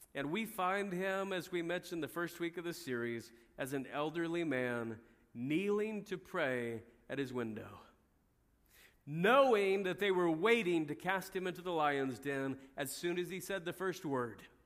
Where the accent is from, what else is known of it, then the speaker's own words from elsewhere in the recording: United States; we as American Christians